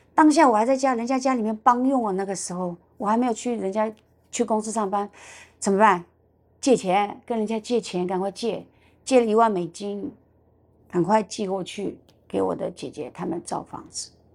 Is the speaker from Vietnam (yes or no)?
no; China; moved away as an adult; also born or lived in Hangzhou, China; now in Taiwan; 我是从大陆来的